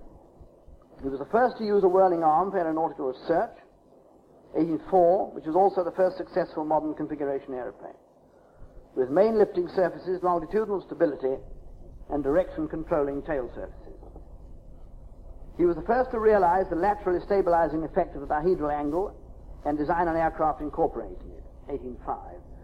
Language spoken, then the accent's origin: English; England, United Kingdom; as an Englishman